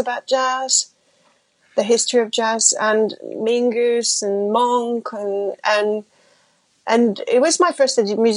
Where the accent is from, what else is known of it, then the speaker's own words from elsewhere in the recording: France; first language French; English is a second language; I grew up in France. I was speaking French and you know, my family's French.